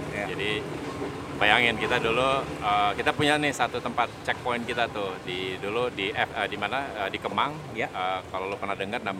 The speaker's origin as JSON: {"language": "Indonesian", "region": "Jakarta", "country": "Indonesia", "tie": "born or raised there", "said": "Kemudian dulu gue kan uh, gede di Melawai Raya, okay. depan Blok M."}